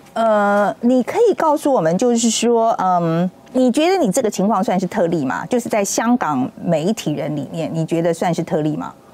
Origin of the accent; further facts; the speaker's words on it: Taiwan; 尤其我们台湾人更不能不去了解啊